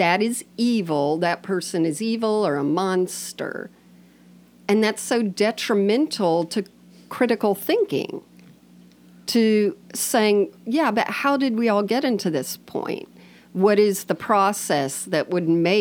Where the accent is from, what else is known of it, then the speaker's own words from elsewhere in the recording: United States; I'm American